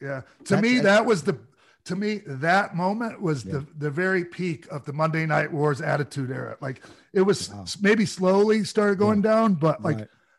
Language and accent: English; St. Petersburg, Florida, United States; I was from Florida, you know, St. Pete, Florida.